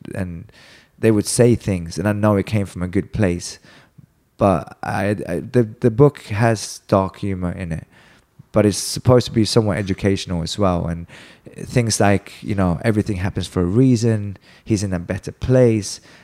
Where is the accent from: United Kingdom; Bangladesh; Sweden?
Sweden; now in United States; I'm from Sweden